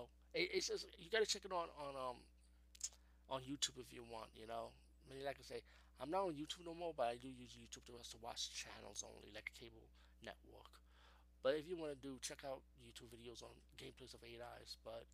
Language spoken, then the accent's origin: English; Bronx, New York, United States; I talk about growing up in the Bronx, so you can check out my Nobody Beats the Wiz episode.